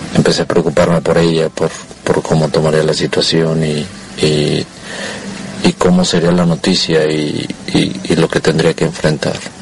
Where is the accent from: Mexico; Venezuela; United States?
Mexico; Monterrey, Nuevo León; yo soy de Monterrey, Nuevo León